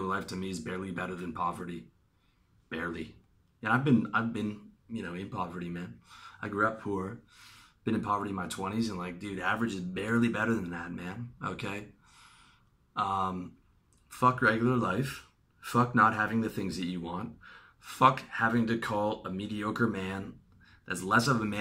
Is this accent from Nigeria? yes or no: no; Canada; I'm from Canada